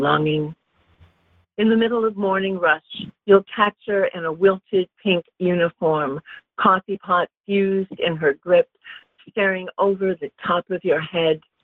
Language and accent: English; Los Angeles, California, United States; also born or lived in Europe; I grew up in LA. I grew up in Topanga. Uh, I'm a valley girl